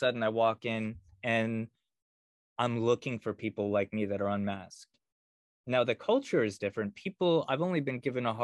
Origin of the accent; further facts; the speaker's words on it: Connecticut, United States; moved away as an adult; now in Austin, United States; in Connecticut, my home state